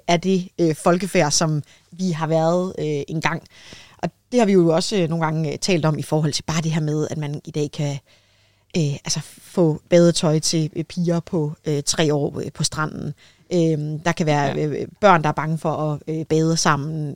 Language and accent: Danish; Denmark; som danskere